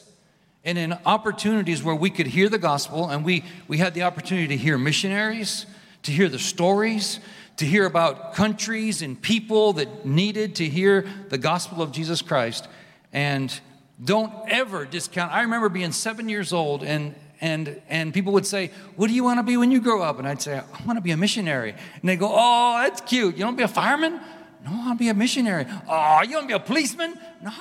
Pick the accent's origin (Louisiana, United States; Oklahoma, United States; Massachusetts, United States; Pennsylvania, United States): Pennsylvania, United States; moved away as an adult; also born or lived in Mexico; now in Guatemala; I was raised in Pennsylvania